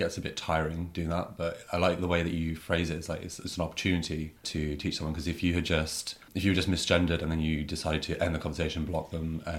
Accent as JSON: {"language": "English", "town": "Brighton", "region": "South East England", "country": "United Kingdom", "said": "I'm from Brighton."}